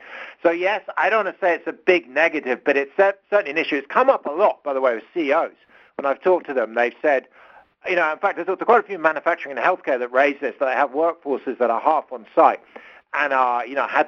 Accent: London, United Kingdom; accent: British; moved away as an adult; now in Stanford, United States; you can probably hear from my accent, I'm British. I grew up and lived in London till my early 30s

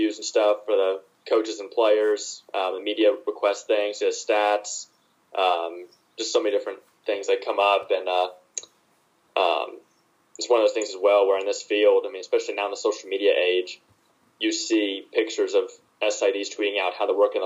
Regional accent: Spartanburg, South Carolina, United States; my hometown of Spartanburg, South Carolina

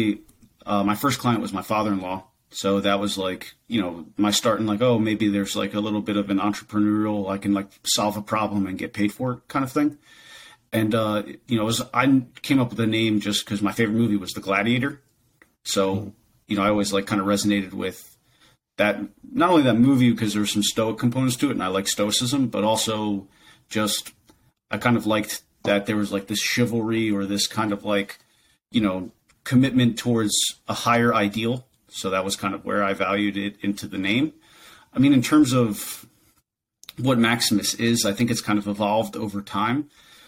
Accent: New Jersey, United States; I was born and raised in New Jersey.

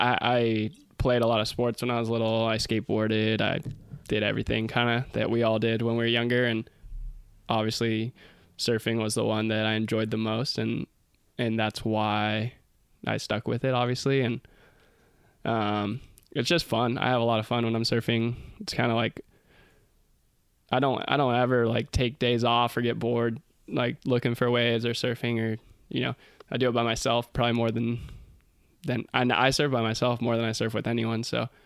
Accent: Santa Cruz, California, United States; growing up in Santa Cruz.

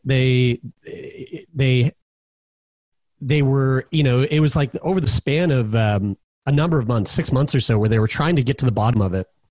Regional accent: Halifax, Nova Scotia, Canada; also born or lived in Newfoundland; moved to here, where I'm at right now, Halifax, Nova Scotia, which is my, my hometown

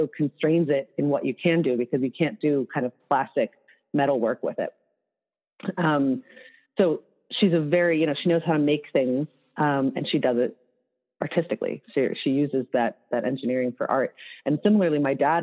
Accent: Chicago, Illinois, United States; moved away; I'm from Chicago, but that I lived outside Chicago for a long time

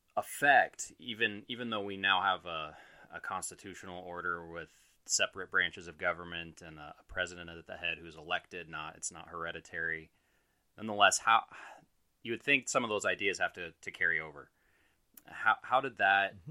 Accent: United States; growing up in America, learning American history

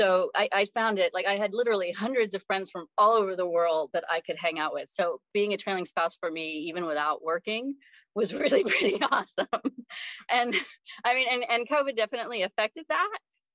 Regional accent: United States; moved away as an adult; also born or lived in Beijing, China; I'm an American, born and bred, but recently just returned from my second stint living in Beijing, China.

